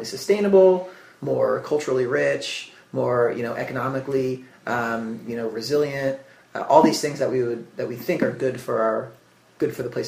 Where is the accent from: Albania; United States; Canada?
United States; suburbs of New Jersey; I grew up in the suburbs of New Jersey, which is like not a romantic landscape